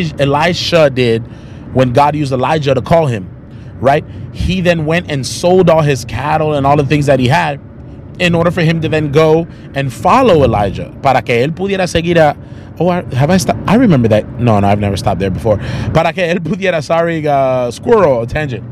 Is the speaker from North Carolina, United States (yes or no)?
yes; Charlotte, North Carolina, United States; moved away; 2 weeks in Charlotte, back, you know, my hometown where I grew up